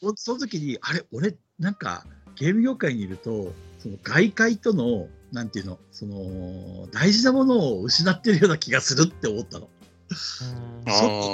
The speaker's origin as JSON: {"language": "Japanese", "town": "Asahikawa", "region": "Hokkaido", "country": "Japan", "tie": "born or raised there", "also_born_or_lived": "Tokyo / Nagoya", "moved": "as an adult", "lives_now": "Hiroshima, Japan", "said": "僕は旭川出身、旭川育ちで、18まで旭川にいました。"}